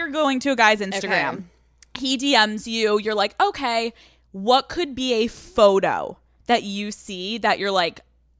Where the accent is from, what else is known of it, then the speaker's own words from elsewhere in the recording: Northeast, United States; I'm so from the Northeast.